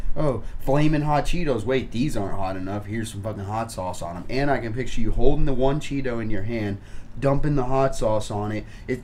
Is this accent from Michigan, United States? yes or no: no; Milwaukee, Wisconsin, United States; moved away; Like, I'm from Wisconsin, Milwaukee, bro. Milwaukee's massive. Just fucking skyscrapers everywhere. It's just big, you know, like a downtown area.